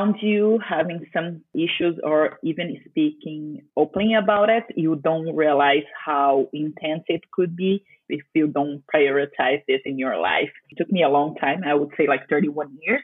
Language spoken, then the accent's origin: English; Brazil; I'm from Brazil